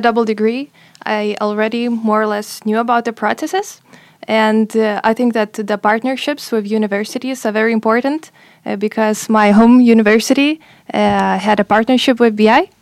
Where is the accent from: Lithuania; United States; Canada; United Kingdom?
Lithuania; moved away as an adult; I'm also twenty-four, and, uh, I'm from Lithuania